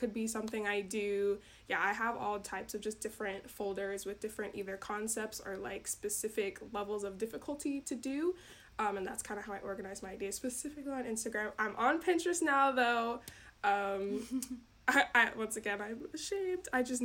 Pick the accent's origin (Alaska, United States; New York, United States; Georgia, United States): Georgia, United States; now in Wisconsin, United States; I'm actually from Georgia. I moved up to Wisconsin